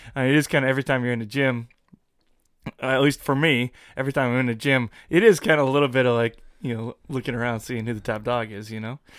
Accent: United States; I'm an American

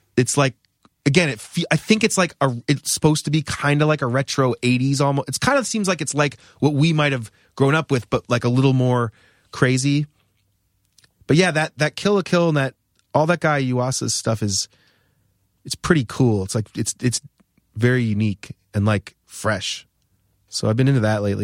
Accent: New Hampshire, United States; moved away as an adult; also born or lived in Rhode Island; I grew up in New Hampshire.

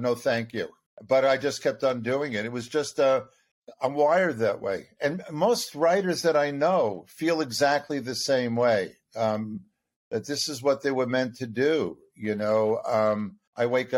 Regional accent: Long Island, New York, United States; also born or lived in Brooklyn, New York / Buffalo, New York; I was born in Brooklyn, was raised on Long Island

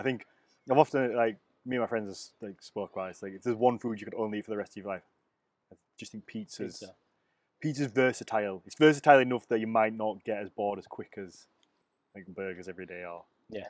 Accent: United Kingdom; being British

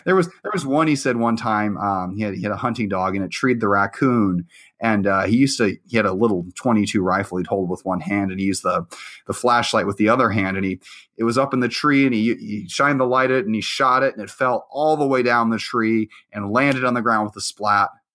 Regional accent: Illinois, United States; also born or lived in Iowa; I actually grew up mostly in Illinois. I went there third grade through high school

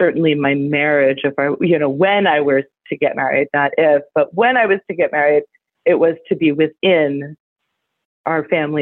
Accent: Las Vegas, Nevada, United States; now in Portland, United States; I was raised in Las Vegas, Nevada, actually outside of Las Vegas, Nevada, very rurally in a trailer with my eight brothers and sisters

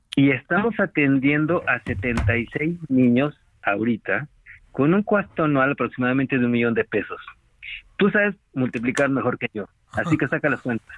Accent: Mexico; todos los miembros del consejo somos requete mexicanos

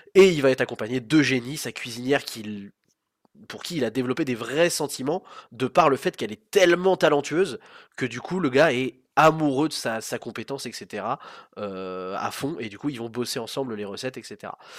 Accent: France; nous on a en tant que Français

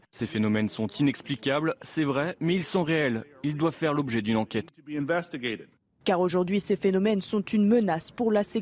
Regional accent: Provence-Alpes-Côte d'Azur, France; moi, vu que je viens de Provence, je connais les réflexes face aux grosses chaleurs.

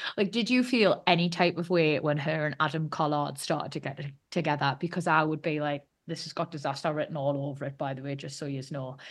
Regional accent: United Kingdom; as a Brit

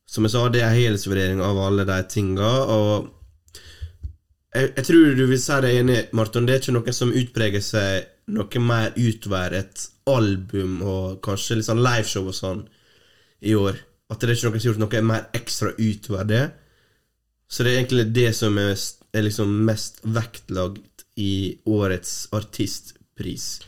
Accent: Norway

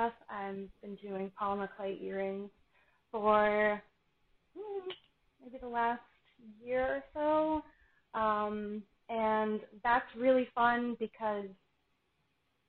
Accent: Florida, United States; I am born and raised in Florida, but my parents are from Buffalo

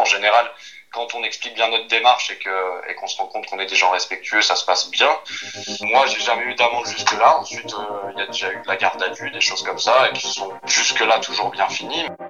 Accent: Vosges, Grand Est, France; Je suis originaire des Vosges

